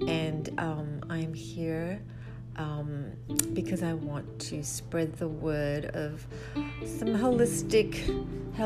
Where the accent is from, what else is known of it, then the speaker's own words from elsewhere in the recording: Australia; now in United States; Originally, I am Australian. I'm from Australia